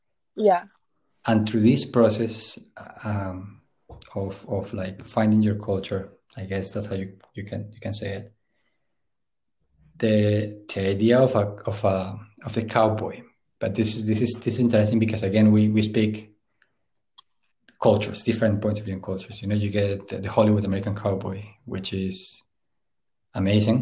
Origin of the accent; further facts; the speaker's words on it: Puerto Boyacá, Boyacá, Colombia; moved away as an adult; also born or lived in London / Berlin; now in Glasgow, United Kingdom; I grew up in Puerto Boyacá, which is infamous for the cartel wars and like the civil war